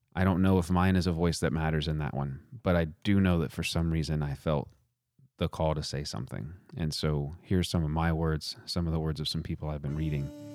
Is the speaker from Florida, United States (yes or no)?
no; Texas, United States; I'm from Texas